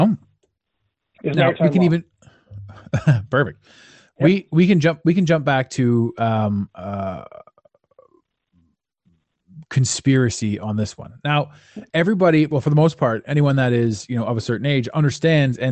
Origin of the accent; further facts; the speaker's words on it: Canada; as a Canadian citizen